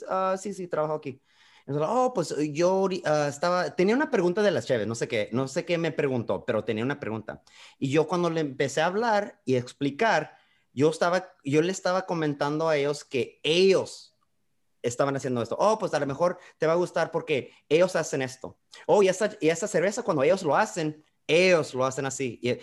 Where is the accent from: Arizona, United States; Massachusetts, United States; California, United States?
California, United States; Calexico; moved away as an adult; also born or lived in Mexicali, Mexico; now in San Diego, United States; Yo vengo de Calexico, California. Nací en la frontera de Mexicali. Ahí crecí